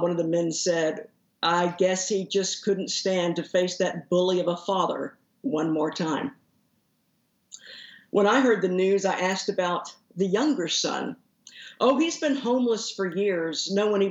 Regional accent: Haltom City, Texas, United States; I grew up in Haltom City, which is the suburb that's right to the northeast of Fort Worth

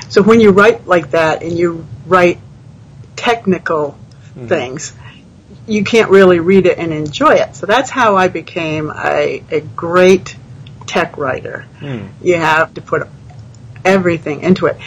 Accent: New England, United States; moved away as an adult; now in Texas, United States; I grew up in New England. I moved to Texas

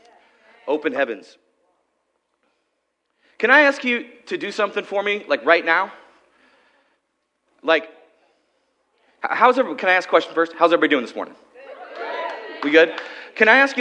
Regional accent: Okanogan, Washington, United States; When I was about 13 years old, I was growing up in Okanagan, Washington

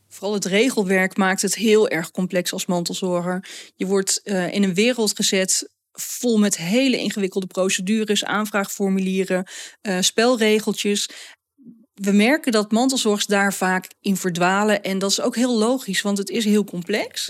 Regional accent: Netherlands; Wij als Nederlanders

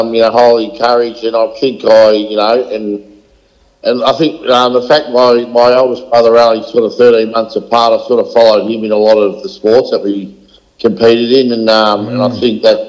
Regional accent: Melbourne, Victoria, Australia; now in Templestowe, Australia; Grew up in East Kilmore.

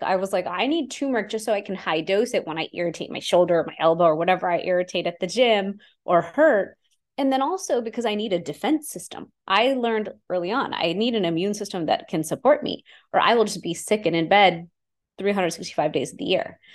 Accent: Houston, Texas, United States; I grew up in Houston, Texas, growing up in a normal immigrant family

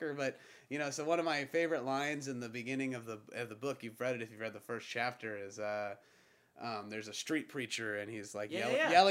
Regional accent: Pensacola, Florida, United States; I'm from Pensacola

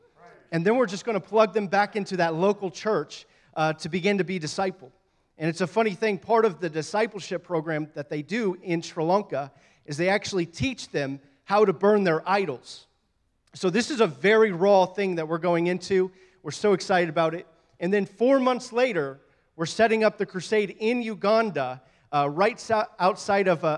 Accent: Oklahoma City, Oklahoma, United States; moved away; we ended up in Oklahoma City, ironically, my hometown

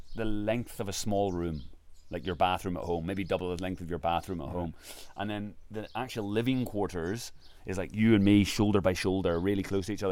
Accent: Ireland; I'm from Ireland

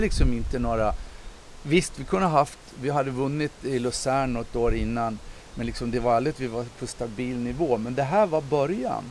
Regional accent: Visby, Gotland, Sweden; när jag växte upp här i, i eh, Visby och gick i skolan

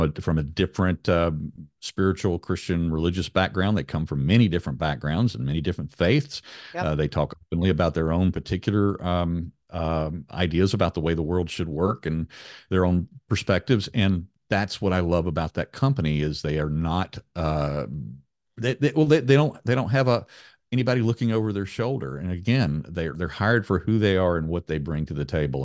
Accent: Raleigh, North Carolina, United States; my hometown of Raleigh, North Carolina, where I'm sitting right now

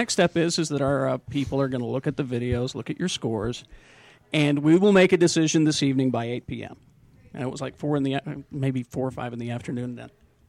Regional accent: Utah, United States; we're from Utah

